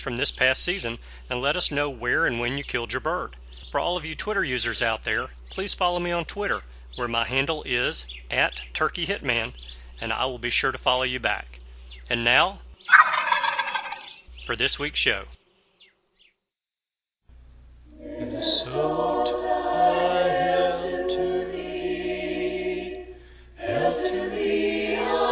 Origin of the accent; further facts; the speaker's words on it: Alabama, United States; I'm from Alabama.